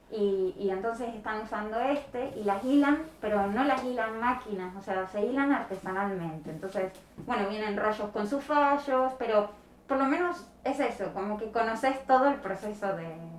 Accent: Argentina; now in Pontevedra, Spain; Argentina, nací en La un pueblo en el medio de, la nada, y llegué a Pontevedra ya

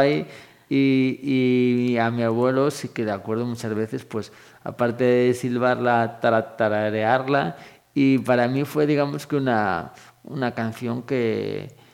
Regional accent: Moaña, Galicia, Spain; moved away as an adult; also born or lived in Ourense; now in Vila de Cruces, Spain; me vine con siete años, mi conciencia pues hasta los 21 pues, pues fue, fue Moaña

